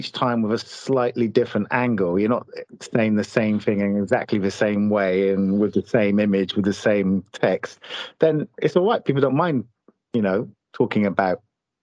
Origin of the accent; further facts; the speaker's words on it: United Kingdom; we're British